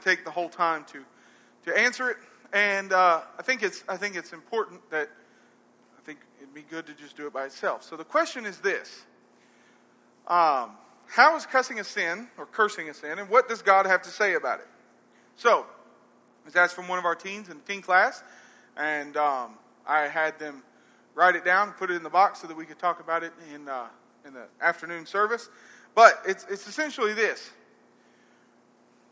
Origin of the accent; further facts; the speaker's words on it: Arab, Alabama, United States; I'm from Arab